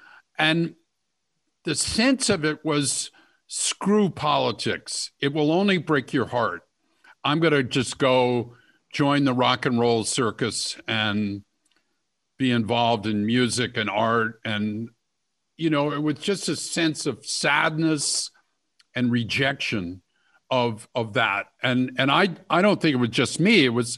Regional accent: Cleveland, Ohio, United States; I grew up in Cleveland.

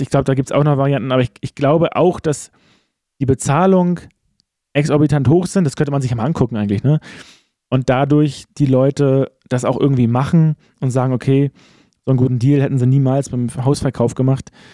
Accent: Wusterhusen, Mecklenburg-Vorpommern, Germany; ich bin in Wusterhusen groß geworden

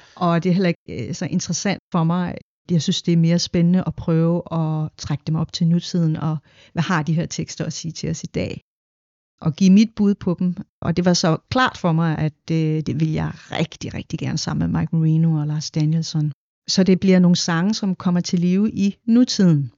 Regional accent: Denmark; jeg er en del af den her nordiske lyd, fordi jeg er opvokset her

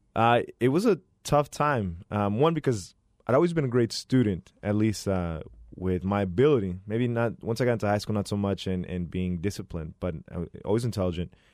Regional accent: Phoenix, Arizona, United States; born and raised here in Phoenix, Arizona. Been here my whole life

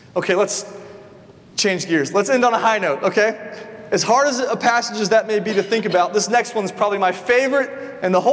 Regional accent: the South, United States; I grew up in the South

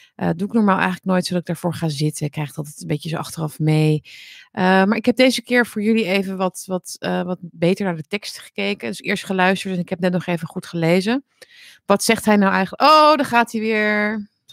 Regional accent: Netherlands; Nederland, ons land

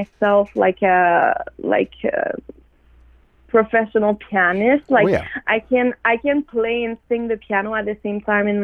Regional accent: Montreal, Quebec, Canada; I'm from Wendat Nation, from Montreal.

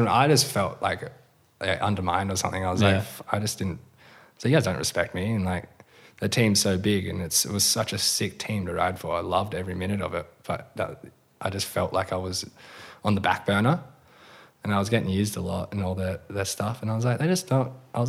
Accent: Western Australia, Australia; Yeah, for sure.

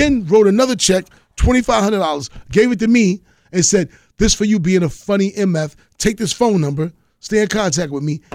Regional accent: New York, United States; I'm, I'm from New York

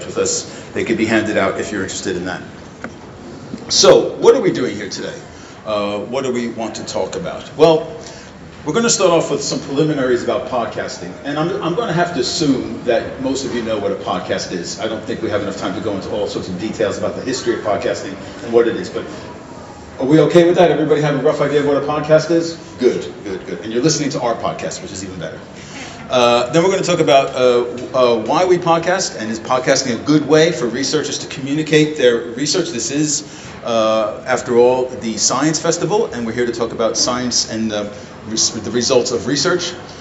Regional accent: United States; moved away as an adult; now in Sweden; I'm an American, I've been living in Sweden for a long time

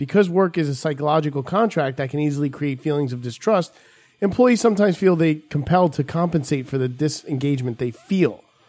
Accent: New York, United States; I was like from New York coming into New Jersey.

